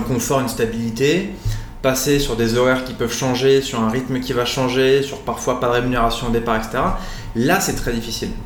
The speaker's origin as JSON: {"language": "French", "town": "Nîmes", "region": "Occitania", "country": "France", "tie": "born or raised there", "also_born_or_lived": "Normandy / Brittany", "moved": "yes", "lives_now": "Nice, France", "said": "Je suis né à Nîmes, dans le sud de la France"}